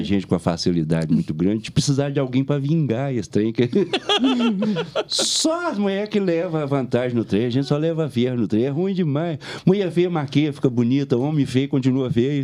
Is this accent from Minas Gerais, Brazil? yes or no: yes; Belo Horizonte, Minas Gerais, Brazil; accent: mineiro; eu sou da capital, que eu nasci em Belo Horizonte. É por causa do sotaque tão mineiro que todo mundo pensa que eu sou de várias regiões de, de Minas e eu sou de Belo Horizonte